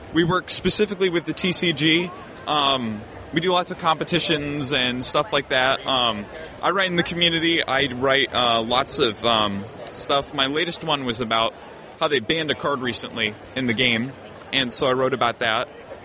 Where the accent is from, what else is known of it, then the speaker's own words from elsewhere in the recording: Indianapolis, Indiana, United States; I'm from Indianapolis, Indiana